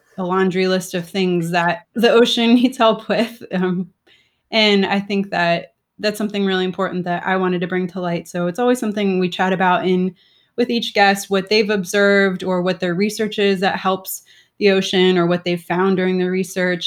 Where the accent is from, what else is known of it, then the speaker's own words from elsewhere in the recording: South Florida, United States; I grew up in South Florida